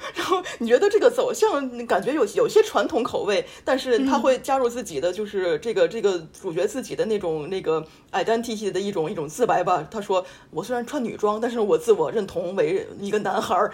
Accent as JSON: {"language": "Chinese", "region": "Tianjin", "country": "China", "moved": "yes", "lives_now": "France", "said": "我们都是天津人"}